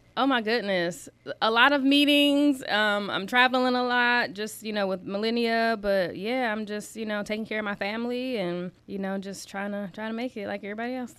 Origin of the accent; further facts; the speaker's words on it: South Bend, Indiana, United States; also born or lived in Alabama; I was born and raised in South Bend. I'm an East Sider